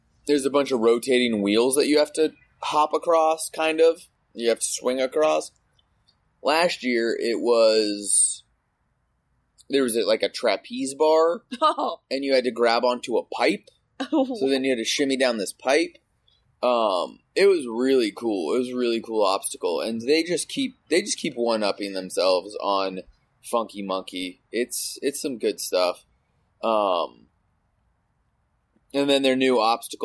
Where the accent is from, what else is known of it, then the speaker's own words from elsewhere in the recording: Los Angeles, California, United States; I'm from Los Angeles